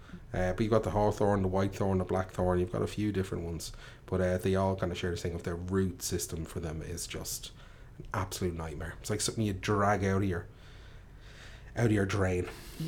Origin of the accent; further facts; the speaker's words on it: Ireland; I grew up in Tallinn